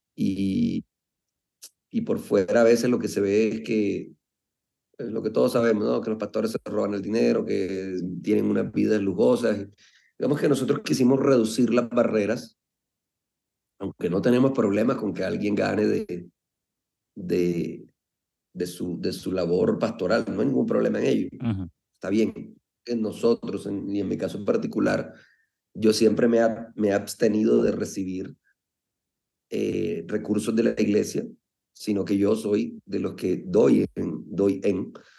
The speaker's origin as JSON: {"language": "Spanish", "country": "Colombia", "said": "desde muy, muy pelado, decimos en Colombia"}